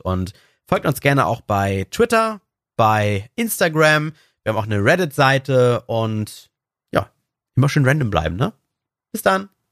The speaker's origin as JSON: {"language": "German", "country": "Germany", "said": "bei uns in Deutschland"}